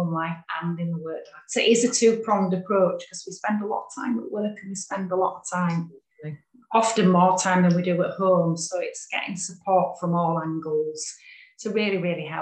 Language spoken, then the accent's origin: English; Yorkshire and the Humber, United Kingdom; I'm from West Yorkshire